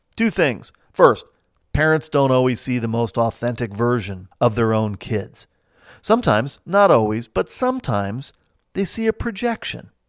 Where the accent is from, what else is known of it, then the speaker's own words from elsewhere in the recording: Midwest, United States; also born or lived in New Jersey; now in Saint Louis, United States; I've lived most of my life in small towns in the Midwest, but I hail originally from New Jersey.